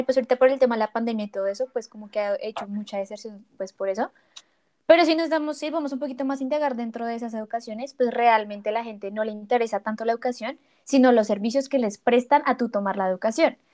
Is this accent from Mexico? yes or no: no; Colombia; nosotros como colombianos